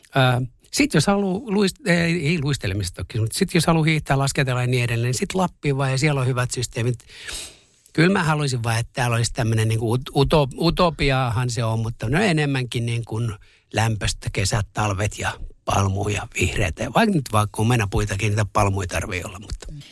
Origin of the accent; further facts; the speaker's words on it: Masku, Southwest Finland, Finland; also born or lived in Turku; Mähän olin kuinkin viiden luokkaa, kun me muutettiin Turusta Maskuun siihen ky, niin kun Turun kylkeen kuntaan. Sitten mä elin siellä lapsuuteni ja nuoruuteni ja sitten taas takaisin Turkuun.